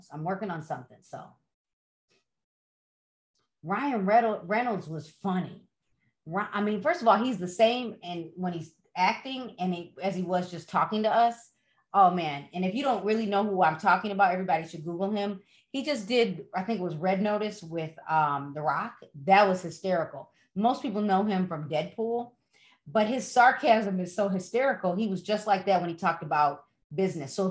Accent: Dominican Republic; English is a second language; I'm from the Dominican Republic. I need so much English.

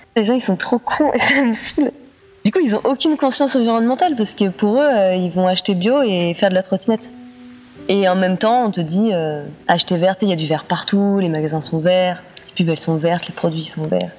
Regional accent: Lozère, Occitania, France; moved away; Je viens de Lozère

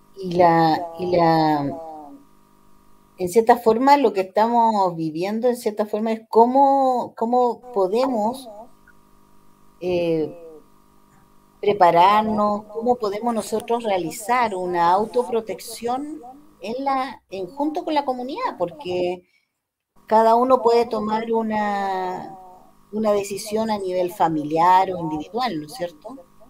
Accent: Chile; como chilenos

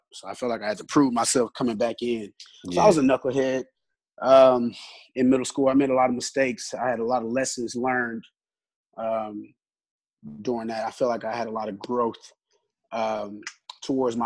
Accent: Houston, Texas, United States; So I'm from Houston, born and raised. I'm from the north side of Houston, Eggers Home, Texas.

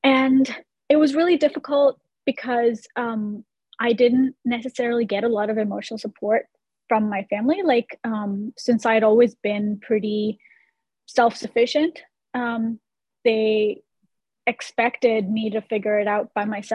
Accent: India; moved away as an adult; now in United States; I grew up in India and I lived there for the first 17 years of my life. And then I moved to the US by myself for college.

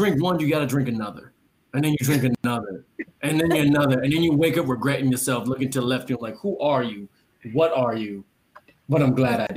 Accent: Jamaica; I'm Jamaican

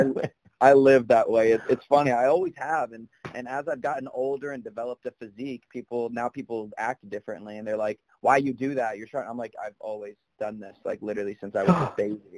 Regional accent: South Carolina, United States; I'm not just from South Carolina for those reasons. I have a niece and a nephew here in my family

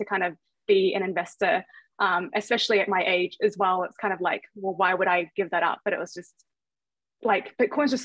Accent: Thailand; now in New Zealand; I come from Thailand and I moved to New Zealand to get a better education

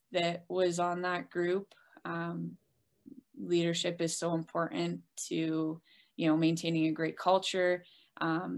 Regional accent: Rochester, New York, United States; I got my first opportunity as a coach back in my hometown at RIT

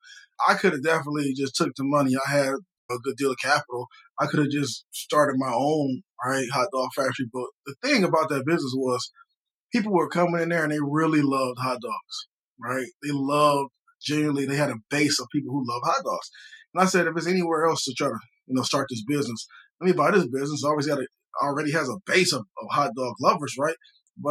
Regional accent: Detroit, Michigan, United States; moved away as an adult; now in Atlanta, United States; I'm from Detroit

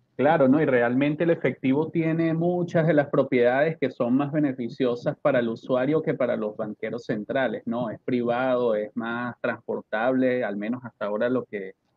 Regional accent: Venezuela; siendo venezolano

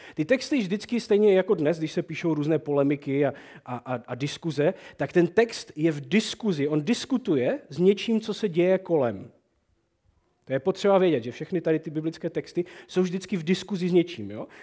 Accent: Moravian Wallachia, Czechia; To je naše valajské Prostě to my uctíváme u nás na Malajsku

